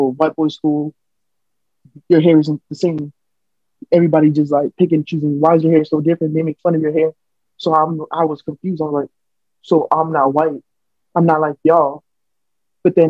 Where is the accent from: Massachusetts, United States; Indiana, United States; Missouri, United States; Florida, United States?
Florida, United States; Miami; accent: American; first language Spanish; English is a second language; I have an American accent because I was born and raised here